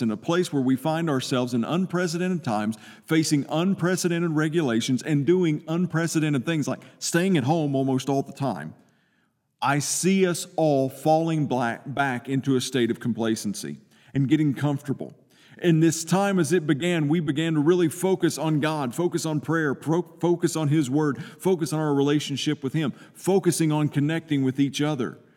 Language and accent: English; Eastern Kentucky, United States; I'm from Eastern Kentucky.